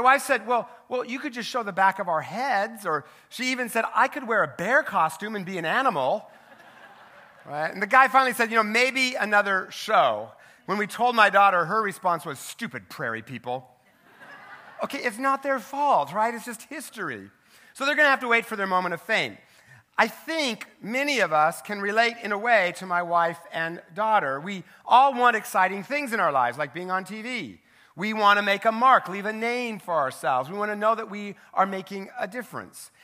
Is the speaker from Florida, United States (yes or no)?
no; Richland, Washington, United States; my hometown newspaper, the Tri-City Herald in Richland, Washington